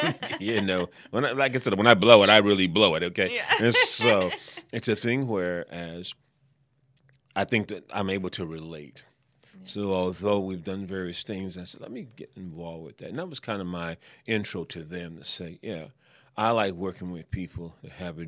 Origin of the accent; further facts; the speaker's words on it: New York, United States; I'm a New Yorker, so hey, I got it.